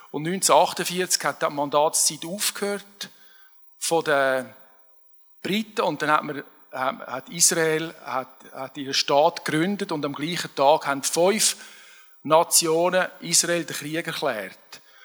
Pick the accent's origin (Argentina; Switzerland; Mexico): Switzerland; als Schweizer